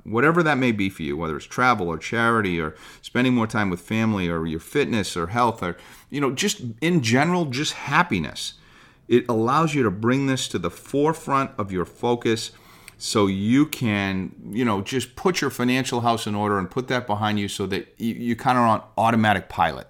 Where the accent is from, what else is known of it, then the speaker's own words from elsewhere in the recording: Boston, Massachusetts, United States; also born or lived in Southern California; I grew up in the Boston area